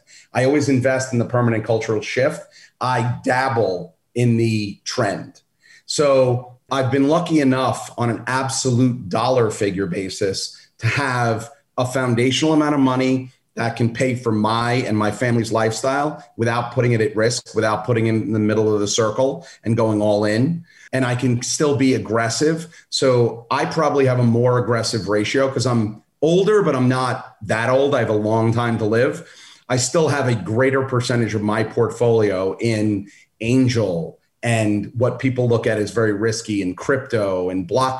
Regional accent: Brooklyn, New York, United States; My dad was a UPS guy and we grew up in Brooklyn.

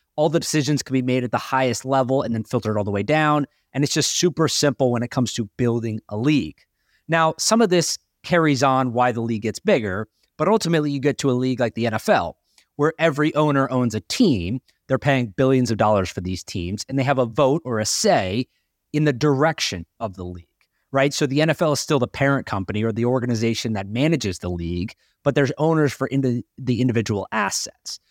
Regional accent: North Carolina, United States; I grew up in North Carolina

